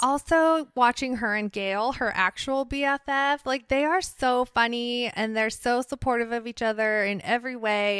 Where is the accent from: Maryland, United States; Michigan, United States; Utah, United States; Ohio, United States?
Ohio, United States; born or raised there; also born or lived in Worcester, Massachusetts